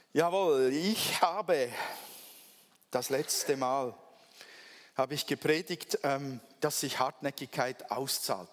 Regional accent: Switzerland; Ich bin ja Schweizer

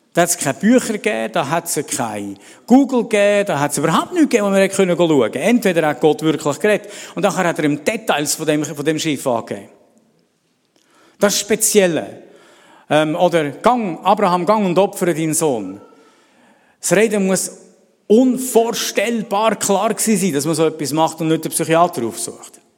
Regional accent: Celerina, Graubünden, Switzerland; moved away; ich bin in Celerina groß geworden die ersten Jahre

